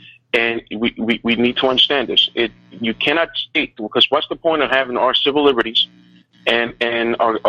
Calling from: New York City, New York, United States; I'm calling from New York City.

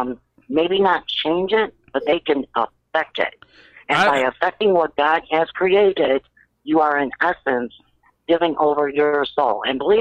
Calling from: Indiana, United States; I'm in Indiana.

